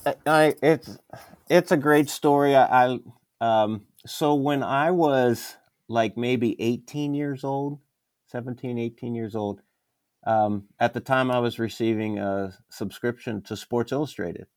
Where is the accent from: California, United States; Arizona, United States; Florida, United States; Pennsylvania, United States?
Pennsylvania, United States; moved away as an adult; also born or lived in Maryland / Wisconsin / Dallas, Texas; now in San Antonio, United States; I was born in Maryland, raised in Pennsylvania, came here to go to graduate school in Dallas